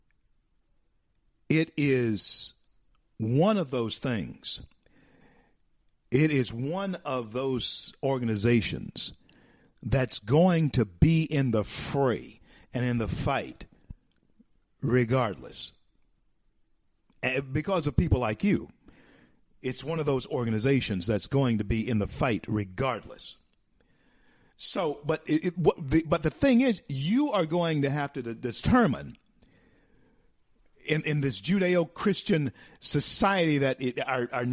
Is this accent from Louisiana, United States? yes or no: yes; Shreveport, Louisiana, United States; Word of God Ministries, Shreveport, Louisiana, my hometown.